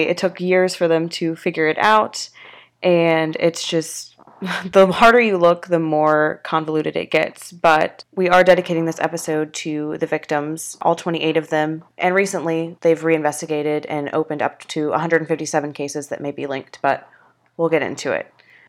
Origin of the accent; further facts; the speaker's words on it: Atlanta, Georgia, United States; I grew up in Atlanta